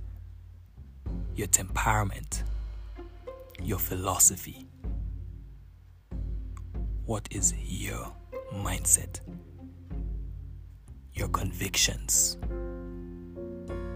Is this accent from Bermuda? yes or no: no; Grenada; now in Knoxville, United States; I am from Grenada, but I currently live in the southern part of the United States, Knoxville, Tennessee.